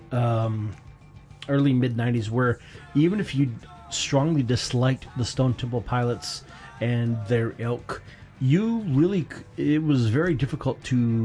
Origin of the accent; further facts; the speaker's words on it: Michigan, United States; Growing up in Michigan